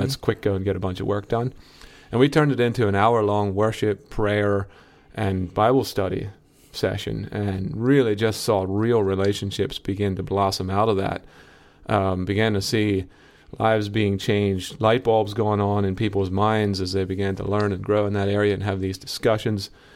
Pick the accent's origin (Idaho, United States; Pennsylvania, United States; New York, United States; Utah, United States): Pennsylvania, United States; Lancaster County; I'm from Lancaster County.